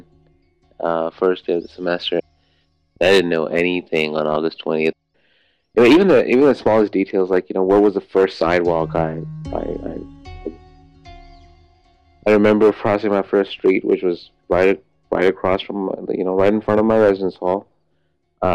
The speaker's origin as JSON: {"language": "English", "country": "Pakistan", "moved": "as an adult", "said": "I am 25 years old, and I am from Pakistan"}